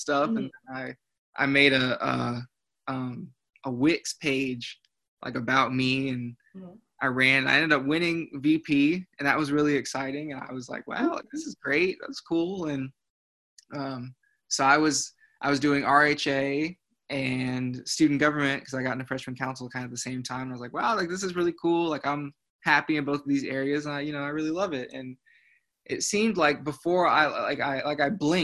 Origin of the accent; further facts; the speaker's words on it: Zionsville, Indiana, United States; moved away as an adult; now in Columbia, United States; I'm originally from Zionsville, Indiana. So I'm an out-of-state kid coming to South Carolina.